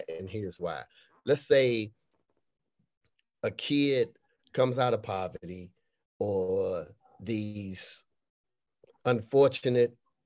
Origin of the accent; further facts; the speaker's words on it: Raleigh, North Carolina, United States; also born or lived in Boston, Massachusetts; Then I moved down to Raleigh in Lane Street Projects